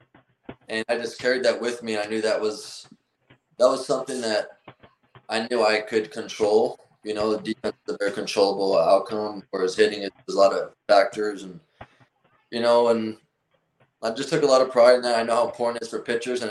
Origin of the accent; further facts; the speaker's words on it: Miami, Florida, United States; I'm from Miami, Florida. I have a Cuban background